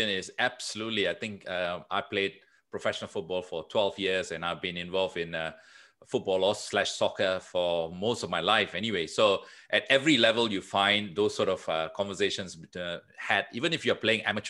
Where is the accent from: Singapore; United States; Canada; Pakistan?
Singapore; moved away as an adult; also born or lived in Melbourne, Australia; I'm third generation Singaporean. So I was born here